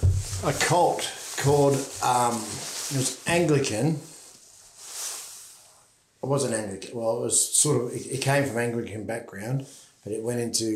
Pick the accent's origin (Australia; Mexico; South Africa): Australia; Perth, Western Australia; also born or lived in Narrogin, Western Australia; I was born in Narrogin, just outside of Perth.